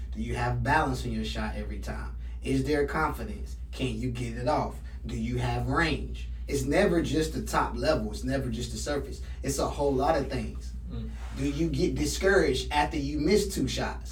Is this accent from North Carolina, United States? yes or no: yes; Raleigh, North Carolina, United States; I'm from Raleigh